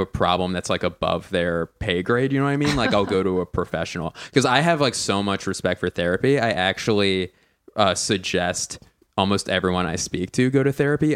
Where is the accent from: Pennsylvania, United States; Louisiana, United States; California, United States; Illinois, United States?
Pennsylvania, United States; Philadelphia; now in Los Angeles, United States; I don't say I'm like from LA because I'm from Philly